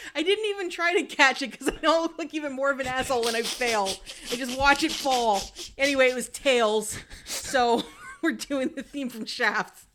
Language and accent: English; Hudson Valley, New York, United States; moved away; also born or lived in New Jersey; I grew up in New York in the Hudson Valley, not too far from the city